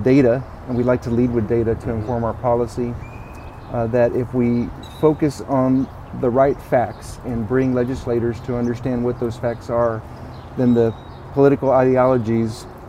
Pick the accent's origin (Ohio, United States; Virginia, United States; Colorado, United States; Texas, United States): Texas, United States; San Antonio; here in my hometown